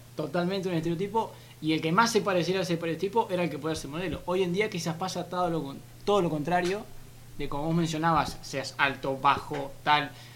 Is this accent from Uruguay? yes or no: yes; Uruguay; Yo, soy uruguayo